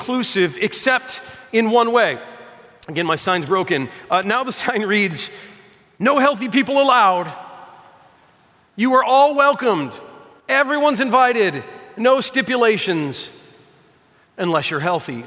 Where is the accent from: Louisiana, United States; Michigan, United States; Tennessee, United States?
Michigan, United States; Detroit; I'm from Detroit